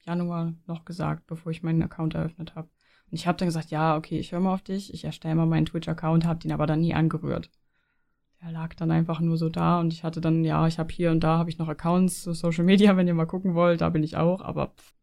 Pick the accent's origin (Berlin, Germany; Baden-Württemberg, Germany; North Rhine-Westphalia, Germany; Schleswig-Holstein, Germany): Schleswig-Holstein, Germany; near the Danish border; moved away as an adult; also born or lived in Leipzig; now in Switzerland; ich komme ja, ich komme ja aus Norddeutschland von der dänischen Grenze